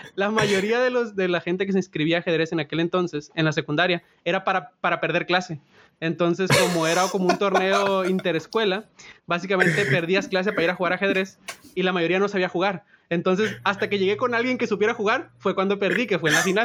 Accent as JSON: {"language": "Spanish", "region": "Sinaloa", "country": "Mexico", "moved": "as an adult", "lives_now": "Silicon Valley, United States", "said": "yo soy de Sinaloa"}